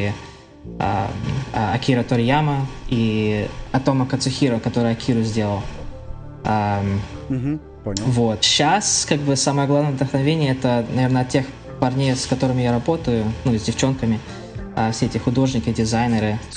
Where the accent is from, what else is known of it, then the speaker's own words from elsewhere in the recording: Kharkiv, Kharkiv Oblast, Ukraine; born there; ну родился вообще в Харькове, а, но большинство семьи из, а, из Коломны